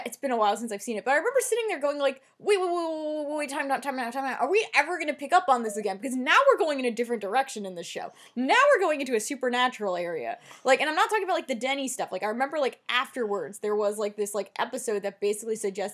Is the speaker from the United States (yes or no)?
yes; New Jersey, United States; I'm from Jersey.